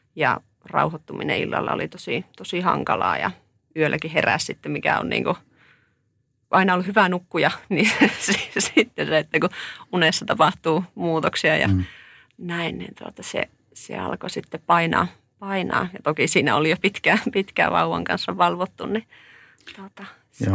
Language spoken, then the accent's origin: Finnish; Oulu, North Ostrobothnia, Finland; Mä oon tuolta Oulusta kotoisin tai sieltä nyt tullut